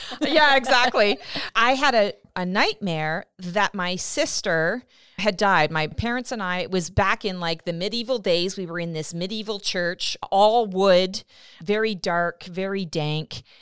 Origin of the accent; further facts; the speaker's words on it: Canada; I'm Canadian